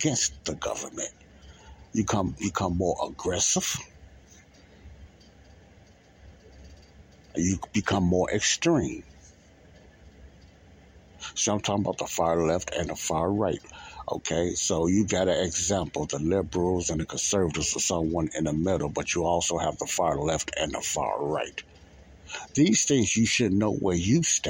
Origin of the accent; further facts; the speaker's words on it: Illinois, United States; also born or lived in California / Alabama; I was born and raised in Illinois, but I lived in different cities as well.